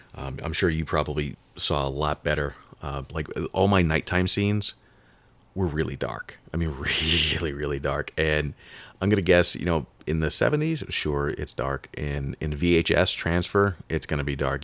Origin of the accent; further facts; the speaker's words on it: Long Island, New York, United States; I was born in New York, and, and in the eighties on Long Island